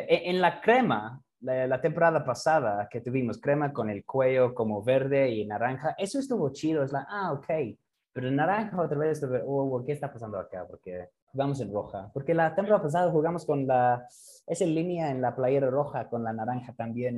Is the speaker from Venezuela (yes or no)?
no; England, United Kingdom; Spanish is a second language; moved away as an adult; now in Mexico; en Inglaterra, cuando yo era niño